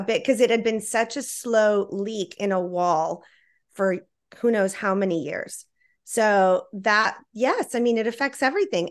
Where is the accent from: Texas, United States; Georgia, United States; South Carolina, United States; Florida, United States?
Texas, United States; Laredo; also born or lived in Austin, Texas; I was born in Austin, Texas, and raised in Laredo